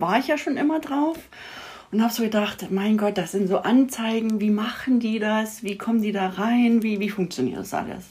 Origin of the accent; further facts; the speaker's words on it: Saxony, Germany; moved away as an adult; now in Austria; ich bin ja in Sachsen aufgewachsen